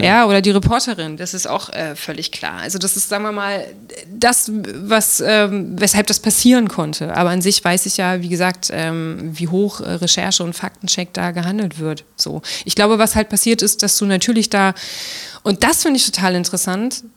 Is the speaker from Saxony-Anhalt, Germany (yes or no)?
yes; Magdeburg, Saxony-Anhalt, Germany; also born or lived in Berlin; als ich in Berlin gelebt habe und Leuten erzählt habe, ich komme aus Magdeburg